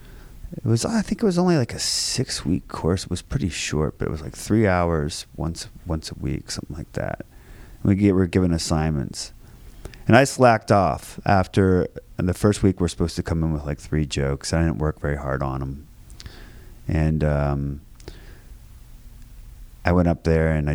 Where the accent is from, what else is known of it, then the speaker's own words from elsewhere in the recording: Springfield, Virginia, United States; Grew up in Springfield, Virginia. It's like right outside of D.C., 20 minutes from D.C., from like fourth grade on